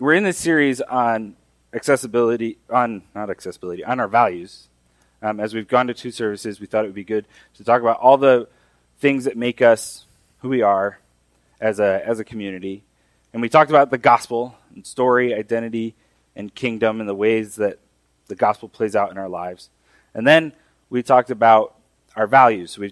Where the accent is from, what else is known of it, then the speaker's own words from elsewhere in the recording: Mexico; moved away; The Bible that I grew up reading in Mexico is the Reina Valera